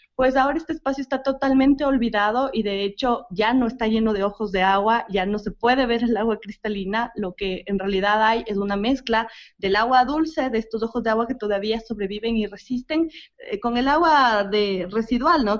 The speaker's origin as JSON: {"language": "Spanish", "town": "Zámbiza", "region": "Pichincha", "country": "Ecuador", "said": "soy acá de la parroquia de Zambisa"}